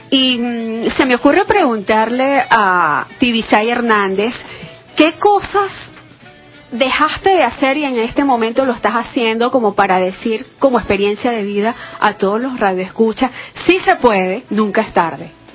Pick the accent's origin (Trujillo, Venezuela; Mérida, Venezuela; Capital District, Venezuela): Trujillo, Venezuela; Boconó; moved away; estuve en un grupo de gaitas en mi pueblito Bocono, Estado Trujillo